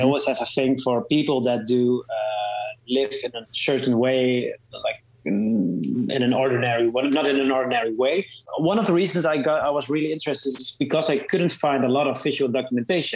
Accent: Netherlands; I'm a photographer from the Netherlands

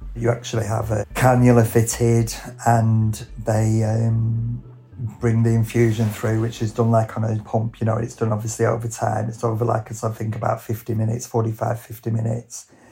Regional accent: Lancashire, North West England, United Kingdom; I'm a hairdresser from Lancashire

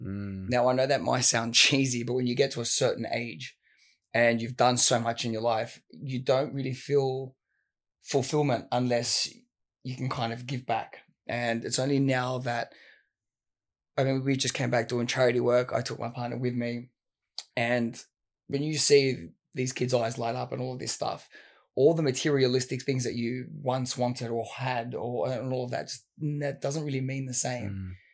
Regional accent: Sydney, New South Wales, Australia; Western Sydney. You're kind of around the Fairfield area.

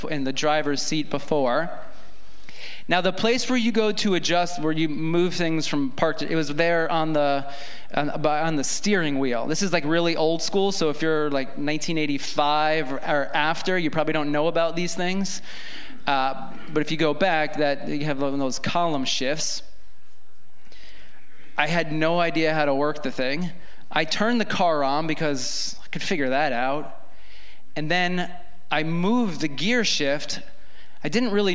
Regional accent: New York, United States; I grew up in New York, lived in New York my entire life.

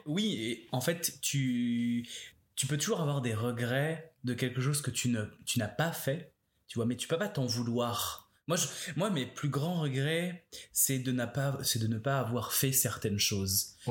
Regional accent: France; now in Montreal, Canada; en tant que Français

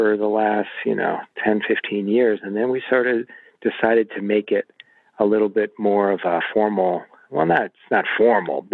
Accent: Illinois, United States; I grew up in Illinois

